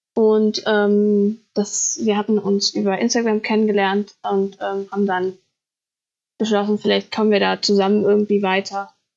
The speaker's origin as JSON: {"language": "German", "region": "Thuringia", "country": "Germany", "said": "ich komme aus Thüringen, ich wohne auch immer noch in Thüringen"}